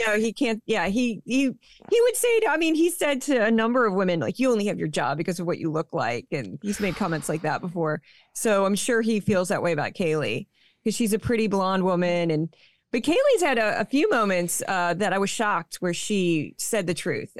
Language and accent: English; St. Louis, Missouri, United States; now in New York, United States; I haven't lived there for a long time, but I was born and raised in Saint Louis, Missouri